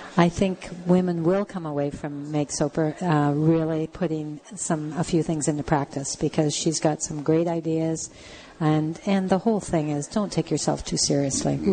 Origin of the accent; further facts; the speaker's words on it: Canada; as Canadian women living in a, an area like southwestern Ontario